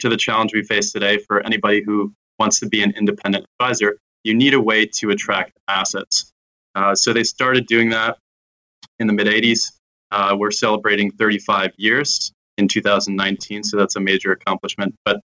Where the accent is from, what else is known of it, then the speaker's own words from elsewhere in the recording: United States; I'm American